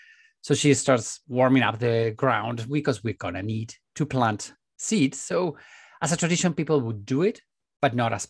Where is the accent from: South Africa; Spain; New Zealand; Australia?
Spain; English is a second language; I'm Spanish and I speak Spanish